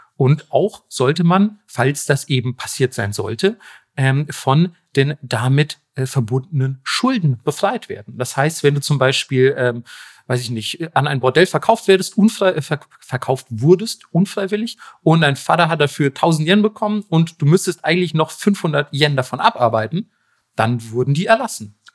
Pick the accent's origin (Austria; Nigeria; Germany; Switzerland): Germany; nicht als Deutscher